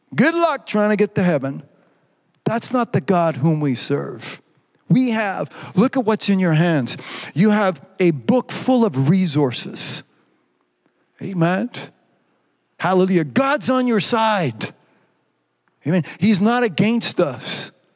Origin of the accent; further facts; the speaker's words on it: Quebec, Canada; I'm a Quebecer or because my accent's funny